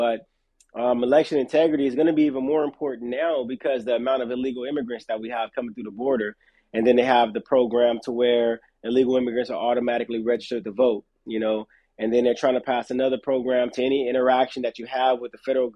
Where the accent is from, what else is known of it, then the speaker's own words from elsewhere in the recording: Los Angeles, California, United States; I'm from South Central Los Angeles, born and raised